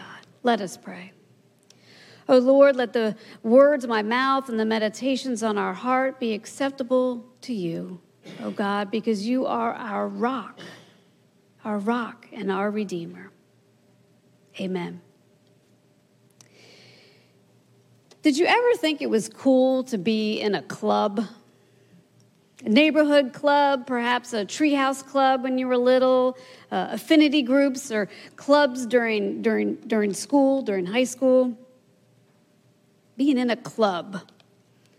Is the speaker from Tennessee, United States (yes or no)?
no; Maryland, United States; now in Louisiana, United States; I grew up in Maryland